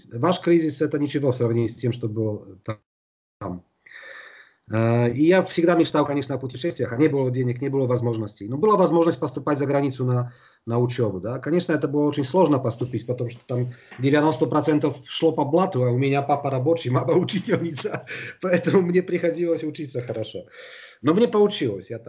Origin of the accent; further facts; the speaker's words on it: Białystok, Podlaskie Voivodeship, Poland; born there; Я родился в Белостоке, это восточная Польша, рядом э, с белорусским Гродно.